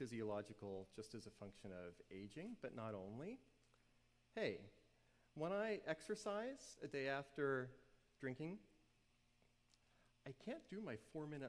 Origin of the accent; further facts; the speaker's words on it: New Orleans, Louisiana, United States; I grew up in New Orleans, and everybody around me drank in middle school